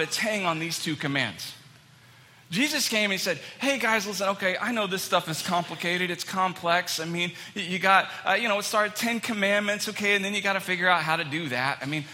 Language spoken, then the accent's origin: English; Texas, United States; moved away as an adult; now in Manchester, United States; I'm from Texas, born and raised. I lived there for all my life